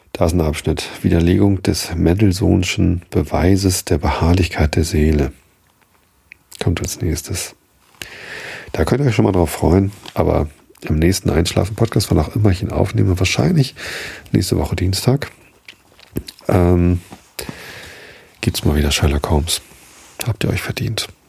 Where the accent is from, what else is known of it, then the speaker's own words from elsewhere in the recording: Wistedt, Lower Saxony, Germany; also born or lived in Hamburg; hab dann aber halt immer in Wistit gewohnt